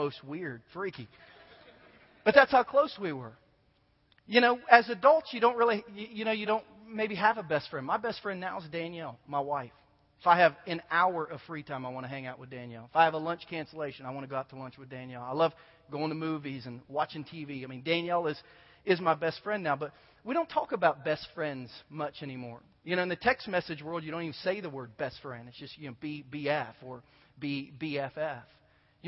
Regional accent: Southern Ohio, United States; I grew up in Southern Ohio when Pete Rose was still a great baseball player for the Reds

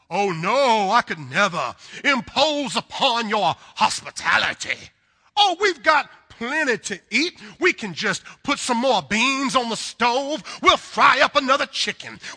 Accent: the South, United States; accent: southern; Now, listen, I'm a southern boy. Um, you can probably tell by my accent. I am from the deep south, and I love the south.

